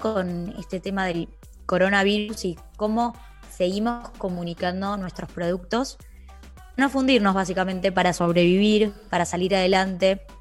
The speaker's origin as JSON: {"language": "Spanish", "country": "Argentina", "said": "Soy de Argentina."}